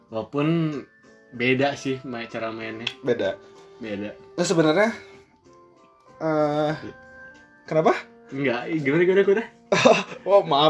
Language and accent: Indonesian; Bandung, West Java, Indonesia; Jadi kebetulan karena kita orang Bandung jadinya iya.